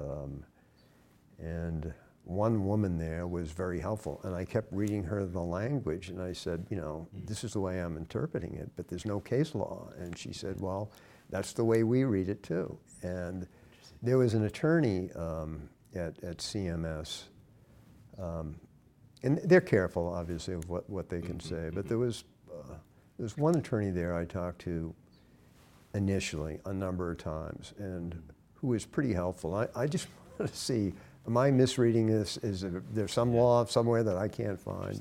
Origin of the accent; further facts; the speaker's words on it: Westborough, Massachusetts, United States; I was raised here in Massachusetts, small town, Westborough, Massachusetts